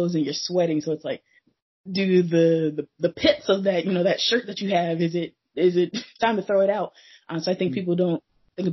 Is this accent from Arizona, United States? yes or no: yes; Phoenix, Arizona, United States; also born or lived in South Dakota / Kentucky / Georgia / Portland; now in Seattle, United States; I was born and raised in Phoenix, Arizona, but lived a couple places